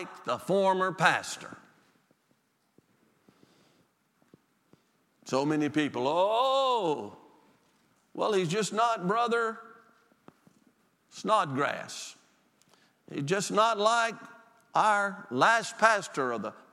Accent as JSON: {"language": "English", "region": "Mississippi Delta", "country": "United States", "moved": "yes", "said": "I'm from the Delta, Mississippi"}